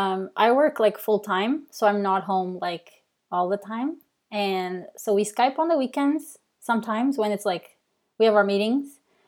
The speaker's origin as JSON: {"language": "English", "country": "Portugal", "second_language": "English", "moved": "as an adult", "lives_now": "Canada", "said": "So really quick, like I moved to Canada from Portugal."}